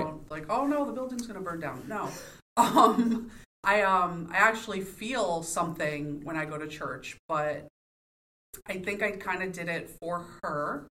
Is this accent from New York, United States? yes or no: yes; New York, United States; moved away as an adult; now in Pittsburgh, United States; I was born and raised in New York